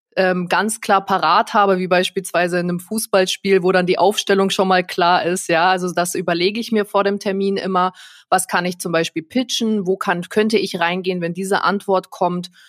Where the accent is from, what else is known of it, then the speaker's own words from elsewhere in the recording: Nuremberg, Bavaria, Germany; ich komme ja aus Nürnberg, also hier auch der Nürnberger Raum